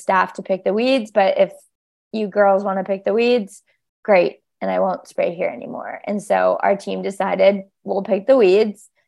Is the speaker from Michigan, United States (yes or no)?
no; Hawaii, United States; moved away; I'm from Hawaii